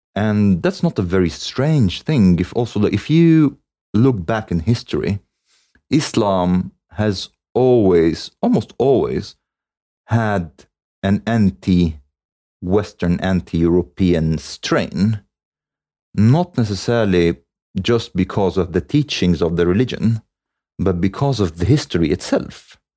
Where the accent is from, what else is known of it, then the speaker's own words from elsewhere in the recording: Cairo, Cairo Governorate, Egypt; I was born in Cairo.